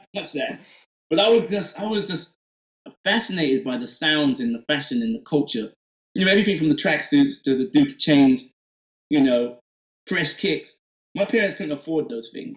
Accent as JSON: {"language": "English", "town": "Oxford", "region": "South East England", "country": "United Kingdom", "tie": "born or raised there", "also_born_or_lived": "Atlanta, United States", "moved": "yes", "lives_now": "Nashville, United States", "said": "growing up in England"}